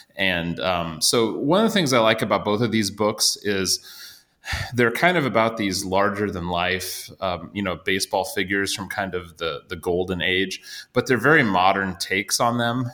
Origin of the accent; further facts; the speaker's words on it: Iowa, United States; I grew up in Iowa, but my extended family is all kind of from the St. Louis area